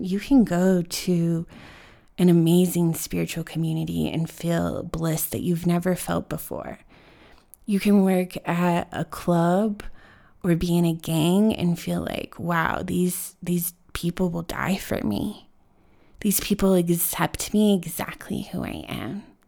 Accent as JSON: {"language": "English", "town": "Denver", "region": "Colorado", "country": "United States", "tie": "born or raised there", "said": "growing up in Denver"}